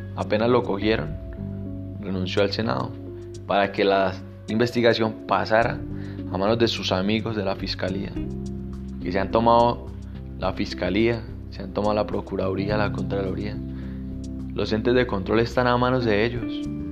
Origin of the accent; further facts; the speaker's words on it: Colombia; mi país, en Colombia